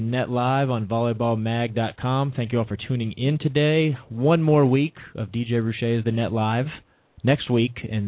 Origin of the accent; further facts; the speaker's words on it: Virginia, United States; I grew up in Virginia